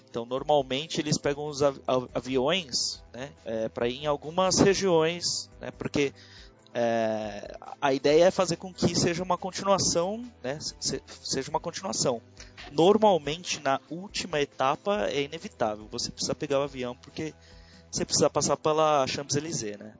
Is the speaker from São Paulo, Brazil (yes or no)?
yes; São Paulo, Brazil; Eu sou de São Paulo, capital.